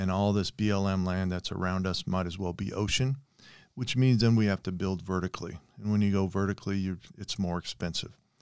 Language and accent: English; Las Vegas, Nevada, United States; moved away as an adult; also born or lived in Washington State / Colorado; now in Sparks, United States; I grew up in Las Vegas in the sixties and seventies.